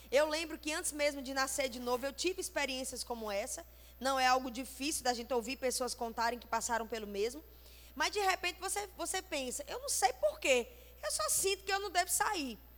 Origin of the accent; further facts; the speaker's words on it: Fortaleza, Ceará, Brazil; born there; also born or lived in Campina Grande; Eu nasci em Fortaleza, morei muito tempo em Campina Grande. Quando conheci meu esposo e lá casamos, foi em Recife.